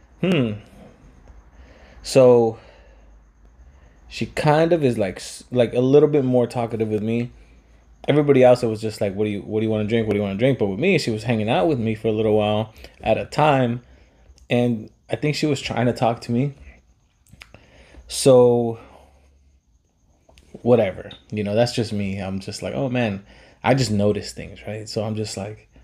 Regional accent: Pico Rivera, California, United States; I'm from Pico

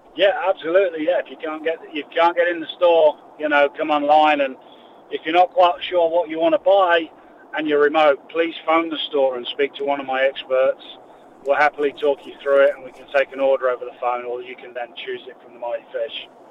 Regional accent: England, United Kingdom; moved away; Being English

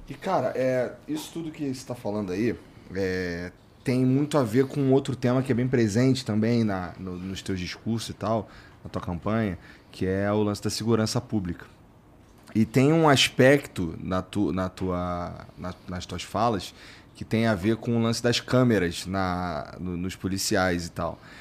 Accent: Rio de Janeiro, Brazil; moved away; eu sou do Jacaré lá no Rio

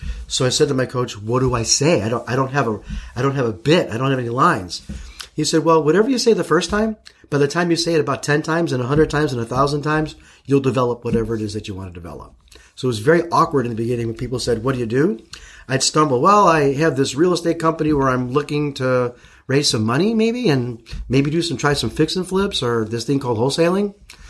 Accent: Chicago, Illinois, United States; moved away as an adult; also born or lived in St. Louis, Missouri; now in Arizona, United States; So I grew up in Chicago, and when I was a little kid, like 7, 8, 9, 10 years old

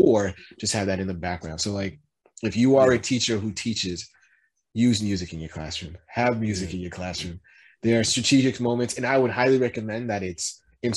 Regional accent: East Coast, United States; moved away; I'm from the East Coast

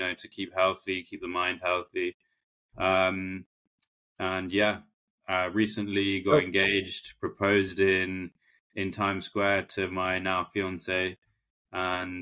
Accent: London, United Kingdom; I'm a Londoner, so I'm used to the city life.

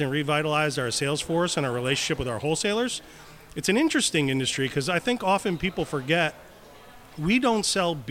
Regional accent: Pennsylvania, United States; I grew up in the Pennsylvania area

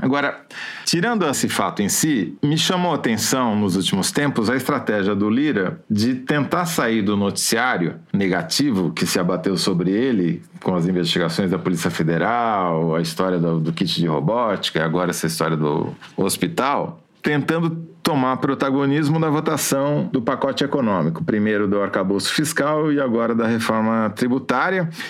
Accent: Matão, São Paulo, Brazil; eu passei minha infância na Chácara Primavera, que não existe mais, virou cidade

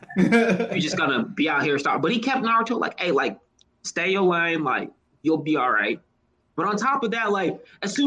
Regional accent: Texas, United States; I am from small backwoods Texas.

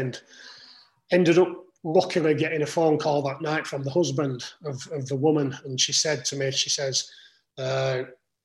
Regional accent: Huddersfield, Yorkshire and the Humber, United Kingdom; So I'm from Huddersfield, living in Huddersfield, working in Huddersfield.

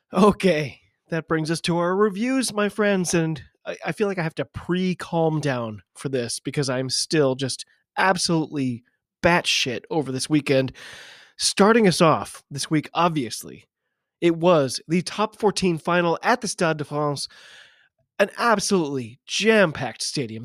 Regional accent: United States; I'm an American rugby fan

